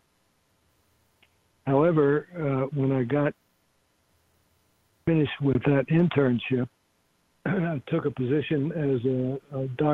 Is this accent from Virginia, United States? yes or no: yes; Virginia, United States; also born or lived in California; Returned to Virginia. I'm from Virginia.